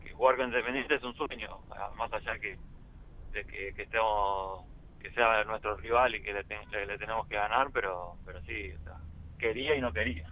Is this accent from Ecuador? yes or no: no; Lomas de Zamora, Buenos Aires Province, Argentina; moved away as an adult; also born or lived in Scotland; soy eh, de Buenos Aires, zona sur, de, Loma de Zamora, más en Lavallol. Mira. viví, hasta, hasta los 19, 20 años